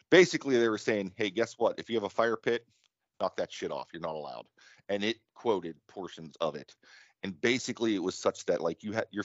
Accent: United States

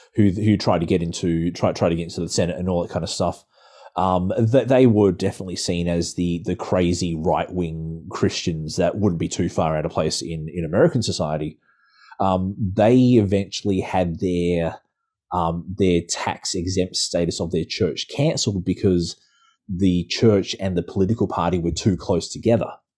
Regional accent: Australia; the church I used to be in back in my hometown

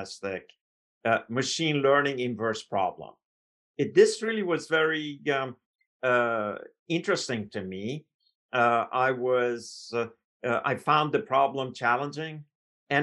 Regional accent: Iran; moved away as an adult; now in United States; I came from Iran, so I was a foreign student.

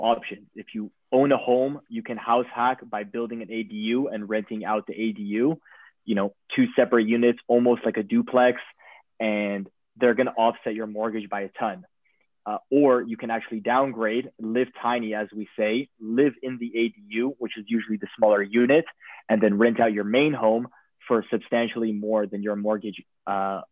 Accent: Los Angeles, California, United States; also born or lived in Copenhagen; I'm born and raised in Los Angeles

